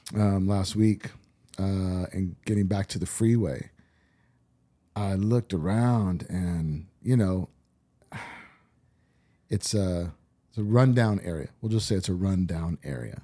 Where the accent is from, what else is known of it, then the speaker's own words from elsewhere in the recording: Orange County, California, United States; also born or lived in Whittier, California / Laguna Niguel, California / Huntington Beach, California; I grew up in Orange County. Uh, I was born in, uh, Whittier, California.